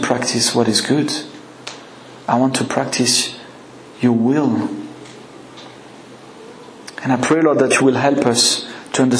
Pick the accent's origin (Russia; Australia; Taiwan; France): France; accent: French; English is a second language; my French accent